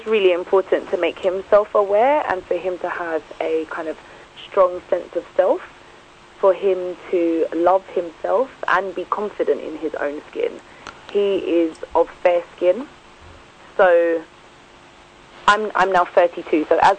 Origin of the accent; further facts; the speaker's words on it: United Kingdom; me, I would just say I'm black British. The countries I'm from are Mauritius, Jamaica and Grenada.